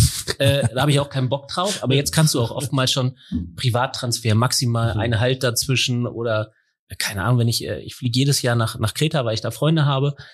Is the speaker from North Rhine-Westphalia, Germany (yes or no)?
no; Lower Saxony, Germany; Also ich bin ja, ähm, wie man wie man unschwer hören kann, äh, Niedersachse. Ich habe noch nicht mal einen Akzent. Bin äh, groß geworden hier in der Nähe von Hannover.